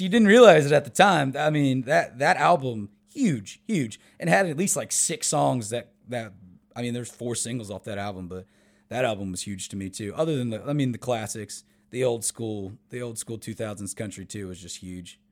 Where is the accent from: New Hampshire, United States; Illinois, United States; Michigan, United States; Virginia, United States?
Virginia, United States; Winchester; moved away as an adult; now in Nashville, United States; I'm from the Northern Virginia area